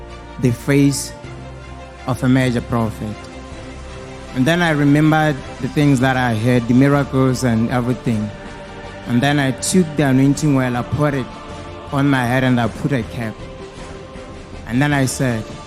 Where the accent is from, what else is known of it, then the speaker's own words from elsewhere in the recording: Botswana; from Botswana